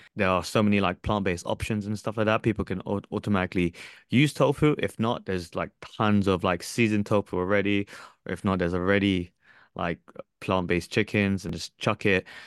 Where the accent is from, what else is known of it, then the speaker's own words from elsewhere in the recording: Philippines; I'm Filipino. I'm, I'm from Southeast Southeast Asia